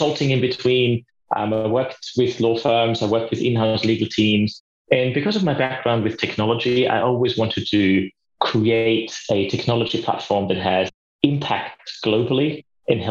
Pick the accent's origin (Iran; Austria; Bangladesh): Austria; now in Australia; As you probably know from my accent as well, and the listeners might see that I'm from Austria originally. I live in Australia